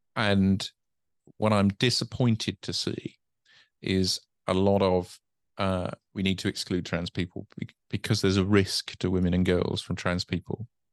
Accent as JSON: {"language": "English", "country": "United Kingdom", "said": "being British"}